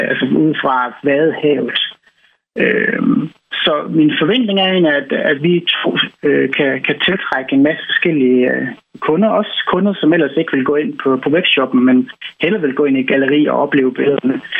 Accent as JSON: {"language": "Danish", "region": "Jutland", "country": "Denmark", "said": "jeg er jo østjyde, og forhåbentlig stadigvæk begge mine fødder plantet godt i den jyske muld."}